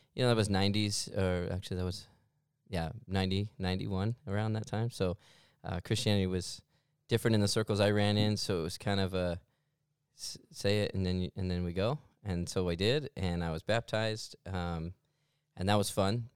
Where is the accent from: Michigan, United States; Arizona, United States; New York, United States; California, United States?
Arizona, United States; Mesa; I am born and raised here in Mesa, Arizona